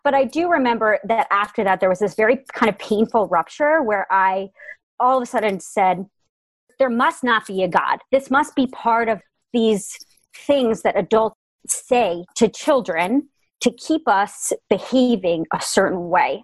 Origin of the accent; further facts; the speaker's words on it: Darien, Connecticut, United States; I was born and raised in Fairfield County, Connecticut